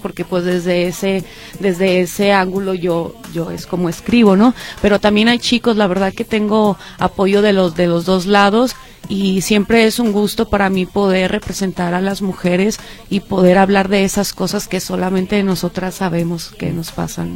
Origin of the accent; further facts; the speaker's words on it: Monclova, Coahuila, Mexico; now in Jalisco, Mexico; nací en la ciudad de Monclova, Coahuila pero ya tengo mucho tiempo radicando acá en Jalisco